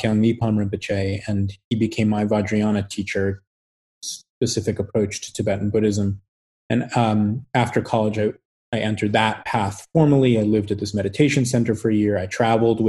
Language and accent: English; United States; I'm completely rooted as an American white man from a certain economic background